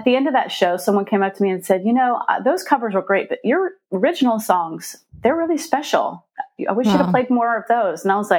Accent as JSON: {"language": "English", "town": "Stone Mountain", "region": "Georgia", "country": "United States", "tie": "born or raised there", "also_born_or_lived": "Warner Robins, Georgia", "said": "I lived a lot of different places, was born in Warner Robins, but I kind of grew up, most of my formative years was spent in Stone Mountain."}